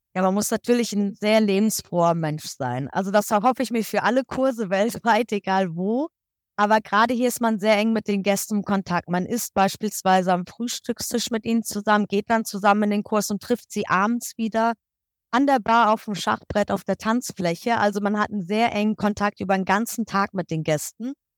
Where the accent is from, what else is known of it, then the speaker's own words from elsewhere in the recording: Kassel, Hesse, Germany; moved away as an adult; now in Egypt; Ich komme ursprünglich aus der Ecke Kassel, Nordhessen